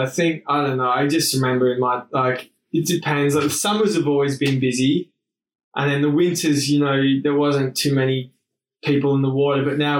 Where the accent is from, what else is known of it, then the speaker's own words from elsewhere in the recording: Sydney, New South Wales, Australia; living in Bondi. I mean, I sort of grew up here